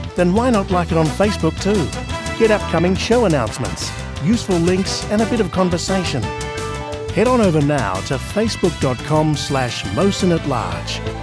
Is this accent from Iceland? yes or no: yes; Iceland; now in Greece; I live, uh, in Greece, but I'm originally from Iceland.